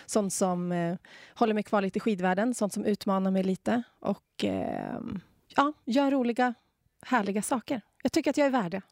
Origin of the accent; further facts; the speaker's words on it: Umeå, Västerbotten County, Sweden; moved away as an adult; now in Åre, Sweden; Idag lever jag livet här i Åre jag är från Umeå ursprungligen